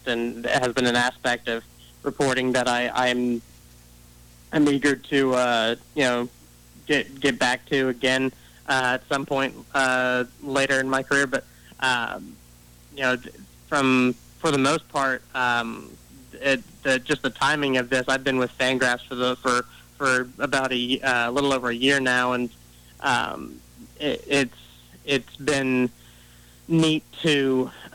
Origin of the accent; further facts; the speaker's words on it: Lima, Ohio, United States; growing up in Lima